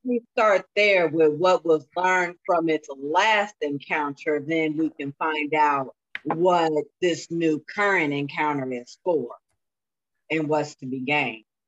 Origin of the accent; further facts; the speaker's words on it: Springfield, Illinois, United States; I'm from Springfield, okay? I'm about three hours south of Chicago